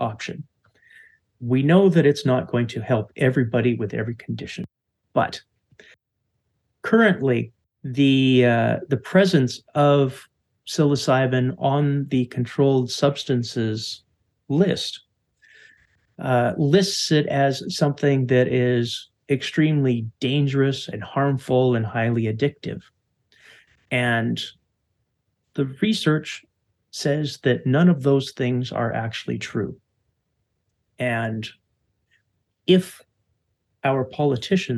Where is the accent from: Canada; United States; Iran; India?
Canada; as a Canadian